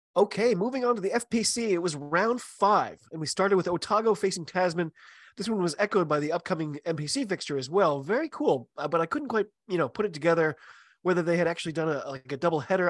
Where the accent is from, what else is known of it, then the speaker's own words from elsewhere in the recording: United States; I'm an American rugby fan